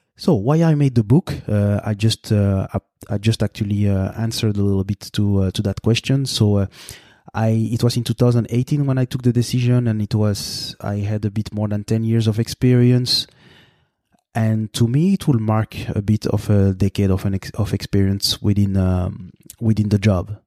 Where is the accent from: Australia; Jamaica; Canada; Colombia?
Canada; Montreal, Quebec; Montreal, which is my, uh, th-, this is, this is my hometown, basically